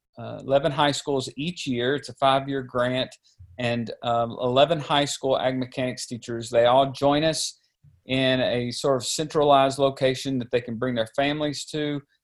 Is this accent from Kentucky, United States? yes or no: yes; Pig, Kentucky, United States; also born or lived in Missouri; I grew up in Kentucky. In a small little community called Pig, population of about 50, and actually still help manage my family's farm there